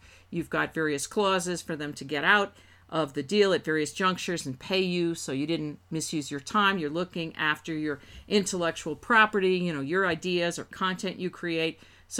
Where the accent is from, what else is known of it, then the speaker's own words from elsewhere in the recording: New Jersey, United States; I'm cynical. I'm from Northern New Jersey. That's not to say we're all cynical